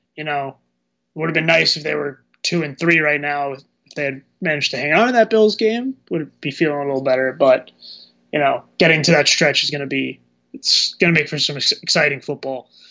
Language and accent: English; New Jersey, United States; I am Irish and I am from New Jersey